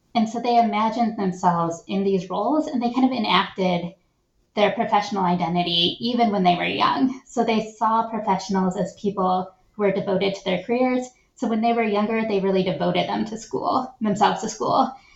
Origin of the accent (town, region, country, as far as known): Shaker Heights, Ohio, United States; born or raised there